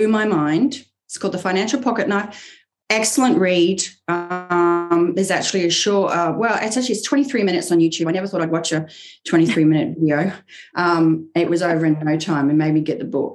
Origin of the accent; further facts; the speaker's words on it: Queensland, Australia; moved away as an adult; also born or lived in England; now in United States; I was born in England, but I grew up in Australia